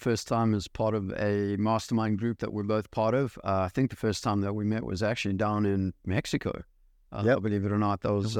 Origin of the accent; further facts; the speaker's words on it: South Africa; also born or lived in New York City, United States; now in United States; So I was born actually in New York City before they ended up moving back to South Africa, which is where I'm from, where I'm raised. And yeah, have been living here in the States.